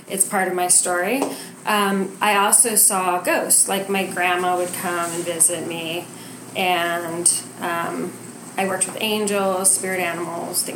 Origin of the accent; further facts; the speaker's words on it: New Mexico, United States; I grew up in New Mexico